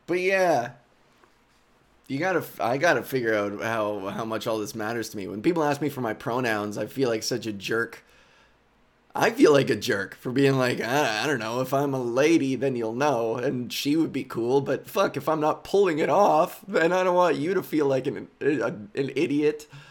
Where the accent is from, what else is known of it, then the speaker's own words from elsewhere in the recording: Whitby, Ontario, Canada; growing up in Whitby, Ontario, suburban Whitby, Ontario, just outside of Toronto